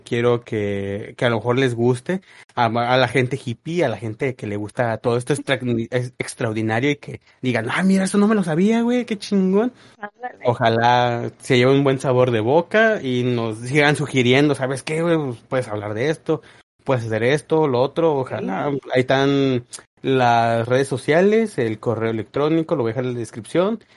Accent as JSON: {"language": "Spanish", "country": "Mexico", "said": "nos da identidad como mexicanos"}